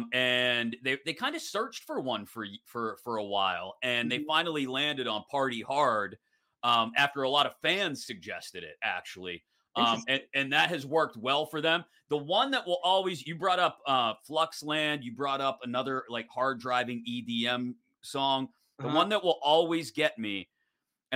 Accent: Pittsburgh, Pennsylvania, United States; as a Pittsburgher and a Penguins fan.

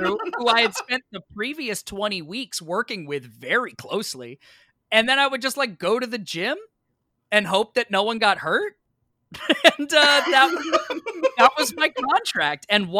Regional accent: New York, United States; I didn't have a car because I'm from New York and they don't rent you a car at the theater.

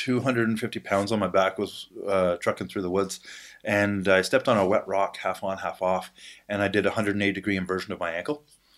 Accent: Ottawa, Ontario, Canada; Now I was out in BC at the time. I was from Ottawa.

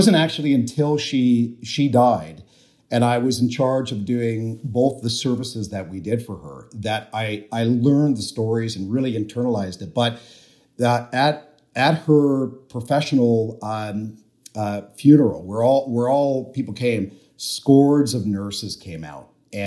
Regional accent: Canada; I grew up in Canada

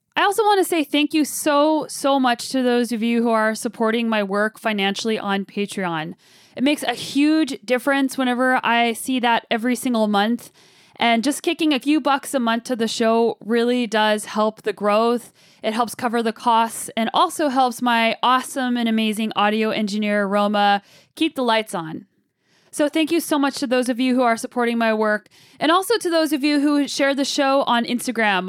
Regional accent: Kelowna, British Columbia, Canada; my hometown of Kelowna, British Columbia

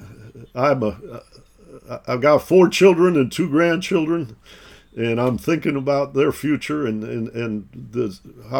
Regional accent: Detroit, Michigan, United States; moved away; also born or lived in East Coast; I grew up in Detroit, Michigan

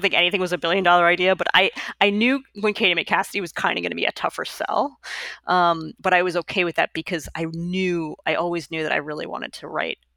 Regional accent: Long Island, New York, United States; also born or lived in Bronx, New York; now in Brooklyn, United States; I was born in the Bronx. I grew up on Long Island. I've lived in Brooklyn since 2002

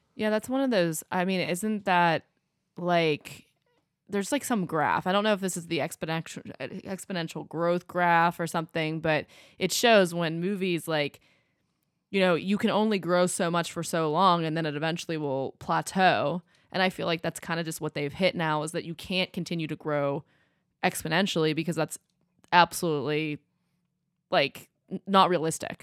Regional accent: United States; as an American

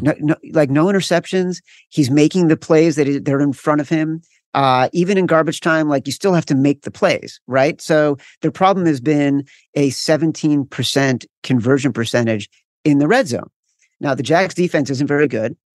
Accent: Chicago, Illinois, United States; I'm from Chicago

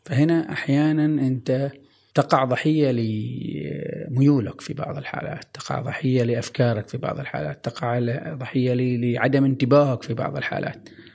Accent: Oman; عندنا في عمان

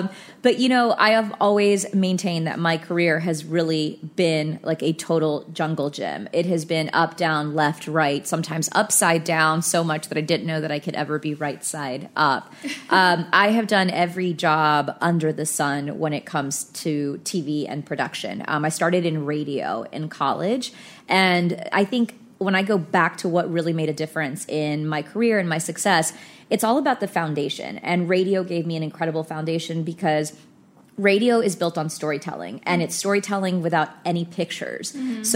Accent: Fort Worth, Texas, United States; moved away as an adult; also born or lived in Philadelphia; now in New York, United States; I'm from Fort Worth, Texas

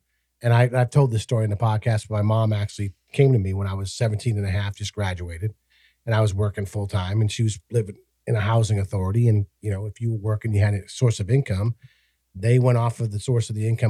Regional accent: Massachusetts, United States; moved away; the state that I grew up in Massachusetts

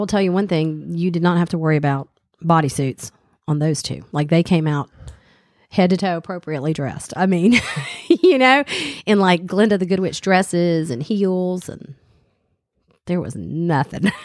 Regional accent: the South, Southern United States, United States; accent: Southern; moved away; also born or lived in Boston; I don't even think I really have, you know, a Southern accent

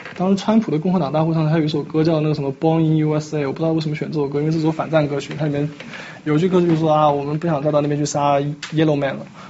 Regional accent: China; 我们中国人

